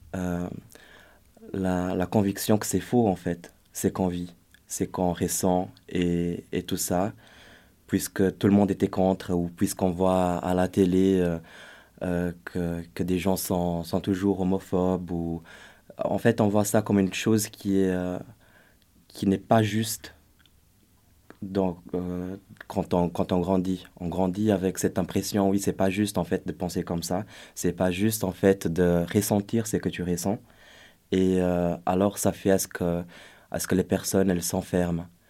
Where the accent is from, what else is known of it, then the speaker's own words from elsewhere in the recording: Brazil; moved away; je suis brésilien d'origine